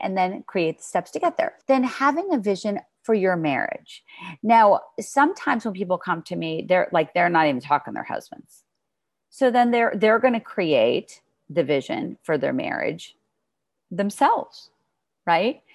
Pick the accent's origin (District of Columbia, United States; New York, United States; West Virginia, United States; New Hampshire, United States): New York, United States; I'm from New York